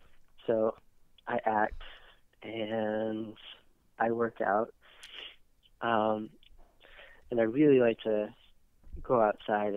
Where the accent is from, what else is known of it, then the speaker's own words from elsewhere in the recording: Austin, Texas, United States; growing up in Austin, I was pretty close to a lot of like awesome nature spots